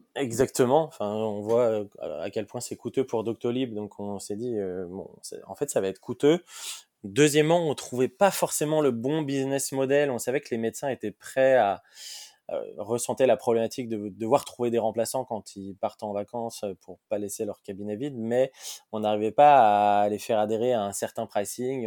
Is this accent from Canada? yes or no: no; Lyon, Auvergne-Rhône-Alpes, France; moved away as an adult; also born or lived in Paris; j'ai grandi j'ai grandi à Lyon. Donc moi, je suis, lyonnais